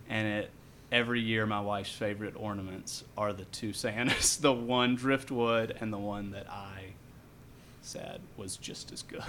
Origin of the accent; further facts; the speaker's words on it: Franklin, North Carolina, United States; now in Asheville, United States; I grew up in Franklin, North Carolina, which is um, about hour and 20 minutes west of here